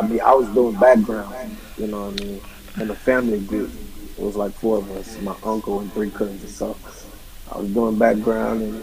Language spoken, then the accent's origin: English; Blytheville, Arkansas, United States; moved away as an adult; now in St. Louis, United States; I'm originally from Blytheville, Arkansas.